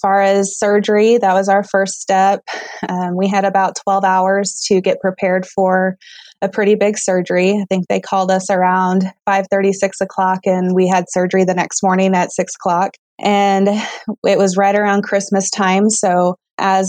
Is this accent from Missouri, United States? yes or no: yes; Southwest Missouri, United States; I grew up in Southwest Missouri, and I attended high school there